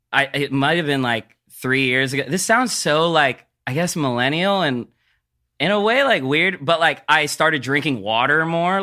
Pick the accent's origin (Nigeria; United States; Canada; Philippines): Philippines; But yeah, I'm Filipino.